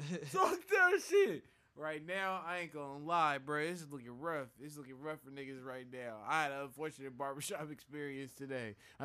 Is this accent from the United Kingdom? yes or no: no; United States; I'm American.